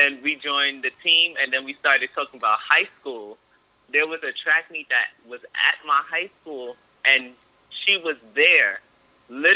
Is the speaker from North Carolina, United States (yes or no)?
no; New York City, New York, United States; accent: southern twang; I was born and raised in New York